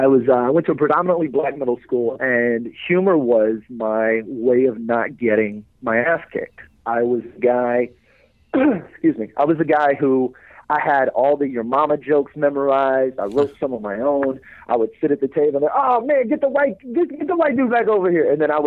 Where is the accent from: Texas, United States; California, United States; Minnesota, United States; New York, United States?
Texas, United States; Beaumont; A little town called Beaumont.